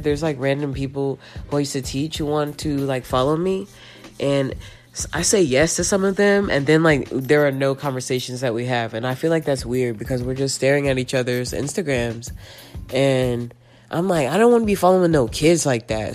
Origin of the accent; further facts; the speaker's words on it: Dime Box, Round Rock, Texas, United States; growing up in dime box